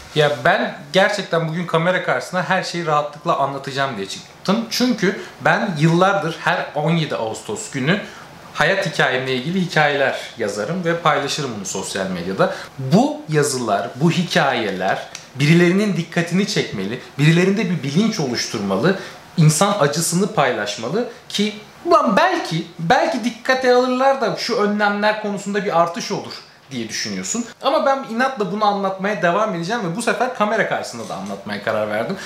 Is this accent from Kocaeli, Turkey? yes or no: yes; Kocaeli, Turkey; moved away as an adult; also born or lived in Yalova; now in Canada; Ve biz Yalova'da yaşıyoruz. Anne, babam ve ben Yalova'da yaşıyoruz. Ee, işlerinden dolayı. Kocaeli'liyiz